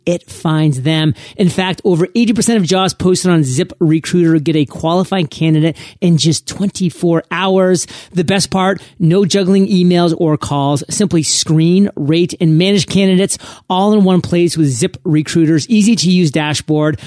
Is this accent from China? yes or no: no; Maine, United States; Maine, my home state.